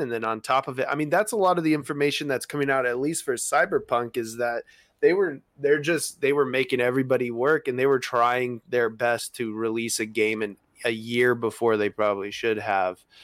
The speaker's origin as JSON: {"language": "English", "country": "United States", "accent": "American", "said": "my American accent"}